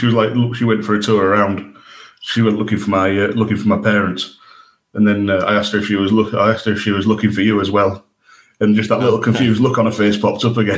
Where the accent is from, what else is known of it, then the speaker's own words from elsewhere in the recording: York, Yorkshire and the Humber, United Kingdom; my hometown in York